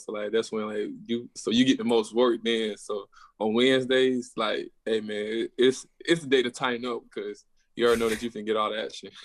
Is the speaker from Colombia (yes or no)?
no; near Atlanta, Georgia, United States; I'm forty-five minutes from Atlanta